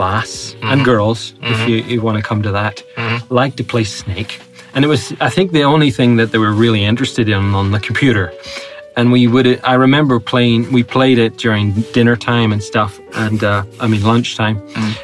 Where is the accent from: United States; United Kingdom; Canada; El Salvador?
United Kingdom; Northern Ireland; I'm Northern Irish